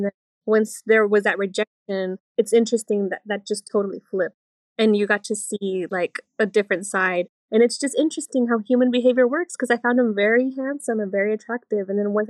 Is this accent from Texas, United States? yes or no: yes; Fort Worth, Texas, United States; I'm from Fort Worth